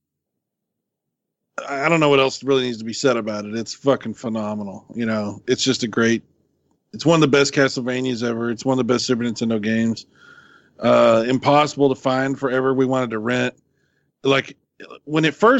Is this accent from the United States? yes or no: yes; Texas, United States; we're from Texas